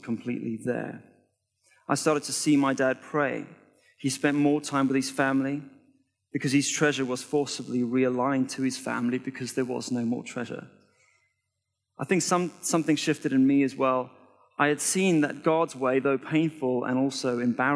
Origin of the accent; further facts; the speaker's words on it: South Africa; now in United Kingdom; I was born in South Africa, and my family went from being comfortably wealthy to completely broke in the space of 1 year